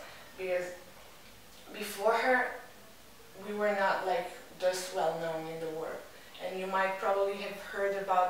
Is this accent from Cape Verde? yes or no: yes; Cape Verde